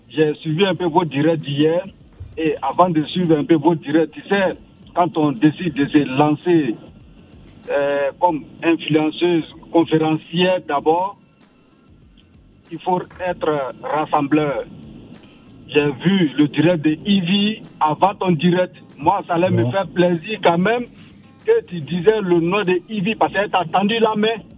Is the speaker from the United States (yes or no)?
no; Côte d’Ivoire; je suis un Ivoirien.